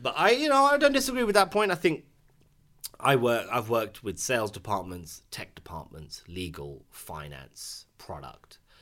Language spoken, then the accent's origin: English; United Kingdom; as a British Asian, As a clapped British Asian with a dead trim